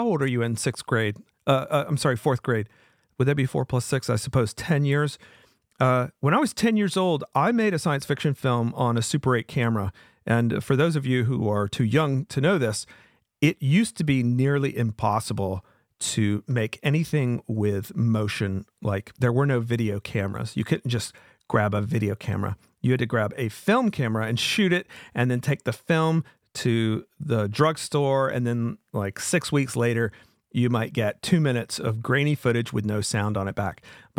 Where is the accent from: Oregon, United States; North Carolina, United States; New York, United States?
North Carolina, United States; Wilmington; And just by luck, it ended up coming to my town, my hometown of Wilmington.